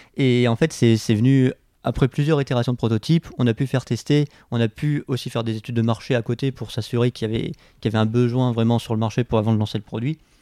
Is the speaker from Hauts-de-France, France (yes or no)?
yes; Abbeville, Hauts-de-France, France; moved away as an adult; now in Lille, France; je suis originaire de Picardie, je viens d'Abbeville. j'ai eu un parcours assez, classique, j'ai fait un bac littéraire dans le lycée de ma ville à Abbeville